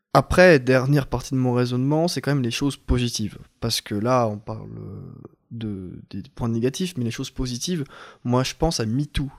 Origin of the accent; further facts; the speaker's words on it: France; on est français